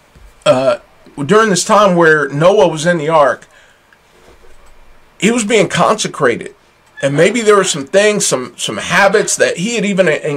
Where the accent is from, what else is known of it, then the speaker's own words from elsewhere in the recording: United States; I'm very American